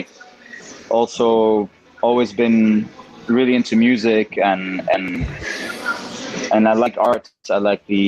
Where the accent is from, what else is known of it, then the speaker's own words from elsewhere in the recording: Mexico; also born or lived in Switzerland; growing up in Mexico